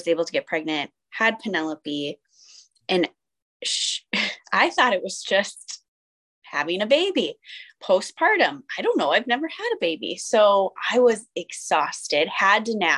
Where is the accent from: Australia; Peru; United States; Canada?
United States; Minnesota; I grew up in a small town in Minnesota.